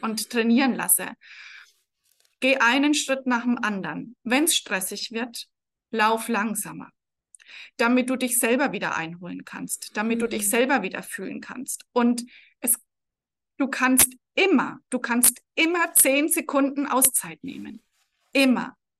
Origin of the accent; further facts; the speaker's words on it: Franconia, Bavaria, Germany; accent: rolled R (Franconian); man hört es vermutlich, ich roll das Erraweng. Also ich bin aus Franken